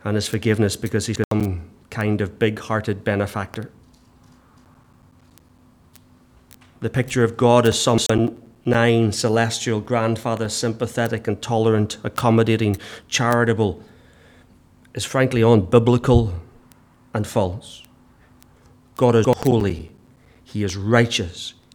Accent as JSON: {"language": "English", "region": "England", "country": "United Kingdom", "said": "we're English"}